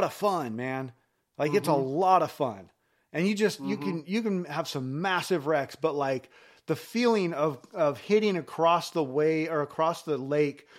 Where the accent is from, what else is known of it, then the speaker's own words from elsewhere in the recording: Elmira, Oregon, United States; also born or lived in Idaho; after we moved from Idaho, I moved down to a little spot like right outside of Eugene called Vinita, Elmira